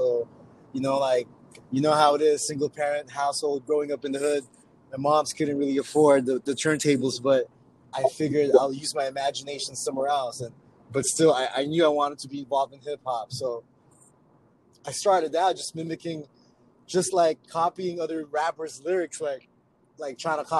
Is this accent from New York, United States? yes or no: no; Oxnard, California, United States; also born or lived in Philippines; I was born in the Philippines, but I moved to Oxnard when I was 10 years old.